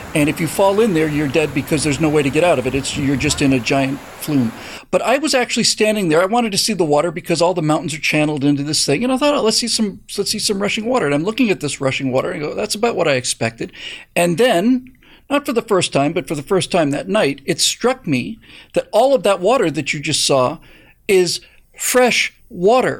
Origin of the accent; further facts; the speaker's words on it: Bermuda; moved away; I grew up in Bermuda